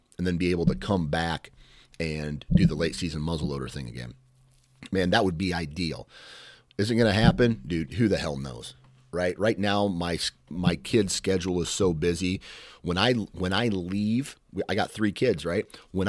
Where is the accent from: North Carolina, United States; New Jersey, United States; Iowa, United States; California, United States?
Iowa, United States; I'm from Iowa, so I'm not used to the elevation.